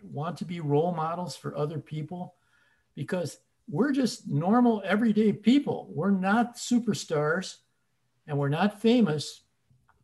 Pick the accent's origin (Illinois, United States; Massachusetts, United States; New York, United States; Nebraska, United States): Illinois, United States; Chicago; moved away; We're from Chicago originally